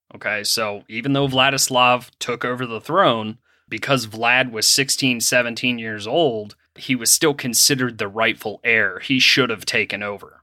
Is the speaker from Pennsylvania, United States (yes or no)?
yes; Pennsylvania, United States; moved away; I am from Pennsylvania originally